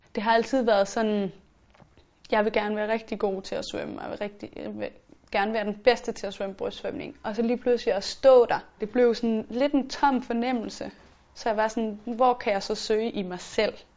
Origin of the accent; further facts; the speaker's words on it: Funen, Southern Denmark, Denmark; moved away as an adult; now in Copenhagen, Denmark; jeg var sådan rejst fra Fyn, hvor jeg altid havde været op og ned af min familie